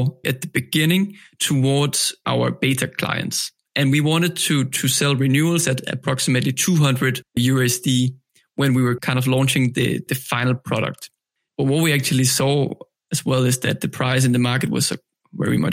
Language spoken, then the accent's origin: English; Denmark; I'm from Denmark